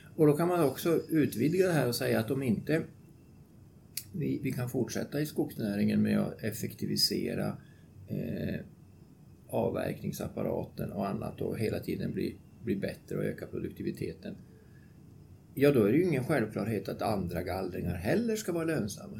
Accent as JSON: {"language": "Swedish", "town": "Luleå", "region": "Norrbotten County", "country": "Sweden", "tie": "born or raised there", "said": "Jag bor utanför Luleå och är alltså född och uppvuxen där"}